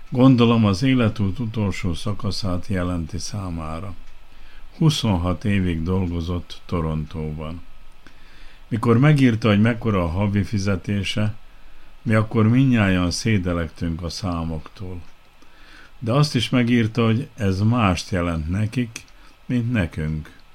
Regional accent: Kishegyes, Vojvodina, Serbia; Visszagondoltam a gyerekkoromra. Kishegyesen nőttem fel, arra emlékszem, mire panaszkodtak az ottaniak, mikor átvette az irányítást az új hatalom

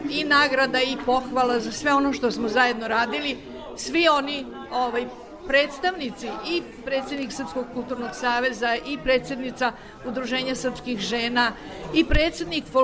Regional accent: Novi Sad, Vojvodina, Serbia; now in Switzerland; da ja mogu da uživam u mom Novom Sadu

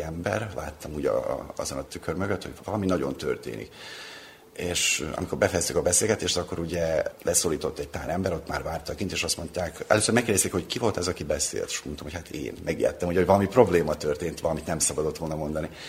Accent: Temerin, Vojvodina, Serbia; moved away as an adult; also born or lived in Novi Sad; now in Belgrade, Serbia; én temerini származású vagyok

